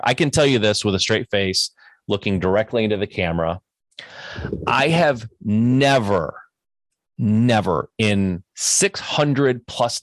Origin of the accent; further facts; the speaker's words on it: Michigan, United States; I'm from Michigan. I know the Detroit area.